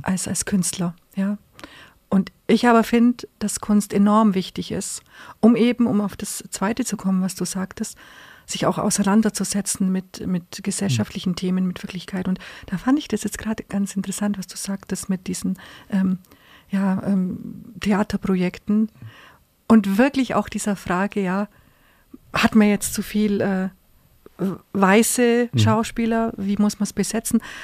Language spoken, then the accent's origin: German; Augsburg, Bavaria, Germany; Augsburg ist meine Heimatstadt, die ich liebe, meine Geburtsstadt